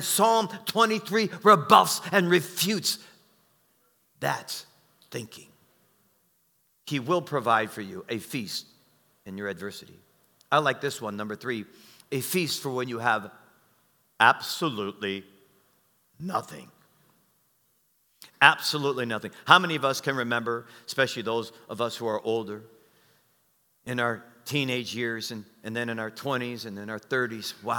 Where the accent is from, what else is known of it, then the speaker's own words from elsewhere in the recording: Detroit, Michigan, United States; moved away; also born or lived in Arkansas; I'm from Detroit, the only thing we knew about killing was killing people